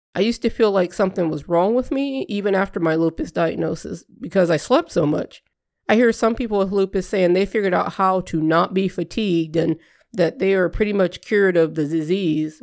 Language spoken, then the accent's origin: English; Southern Louisiana, United States; now in Midwest, United States; I grew up in Southern Louisiana